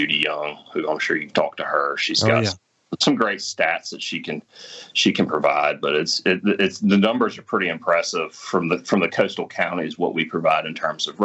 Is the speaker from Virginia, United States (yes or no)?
no; Ship Island, coastal Mississippi, United States; I grew up on Ship Island